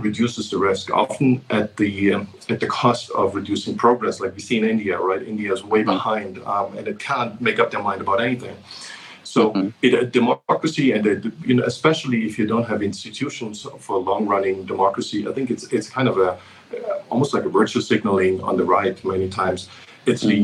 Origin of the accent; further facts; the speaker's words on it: Germany; moved away; I grew up in Germany